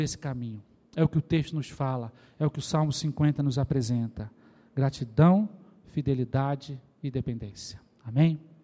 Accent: Rio de Janeiro, Brazil; Eu sou carioca

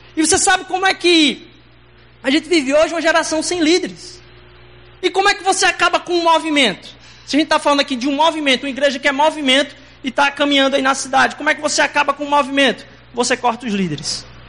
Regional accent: Recife, Pernambuco, Brazil; accent: heavy Recife accent; now in Recife, Brazil; a gente é importado de, outro, de outra terra lá. E vocês vão perceber que meu sotaque é um pouco mais carregado

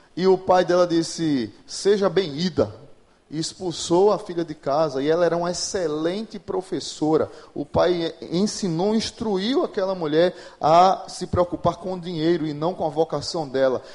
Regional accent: Pernambuco, Brazil; moved away as an adult; now in Natal, Brazil; Eu sou pernambucano, mas moro em Natal, vai fazer 20 anos agora em junho

